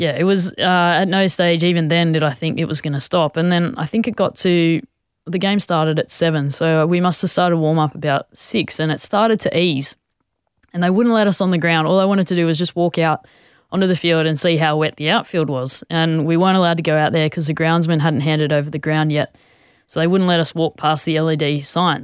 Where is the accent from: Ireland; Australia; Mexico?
Australia; a lot of us as Aussie players